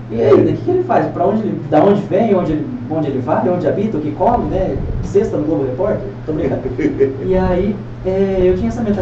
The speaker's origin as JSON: {"language": "Portuguese", "town": "Piracicaba", "region": "São Paulo", "country": "Brazil", "said": "É, não, sou de Piracicaba, né, sou"}